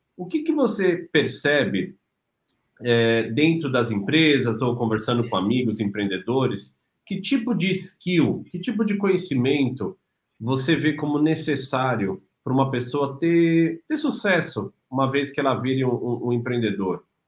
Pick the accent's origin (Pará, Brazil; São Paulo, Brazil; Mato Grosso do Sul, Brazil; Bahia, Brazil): São Paulo, Brazil; now in Cascais, Portugal; cresci em São Paulo